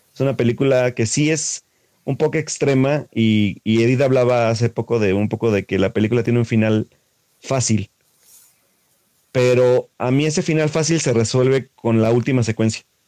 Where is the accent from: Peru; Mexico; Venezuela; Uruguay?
Mexico; como mexicano